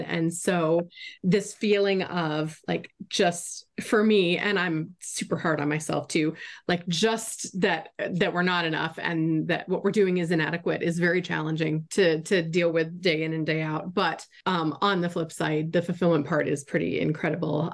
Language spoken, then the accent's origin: English; Florida, United States; moved away as an adult; also born or lived in Arizona; I grew up in Florida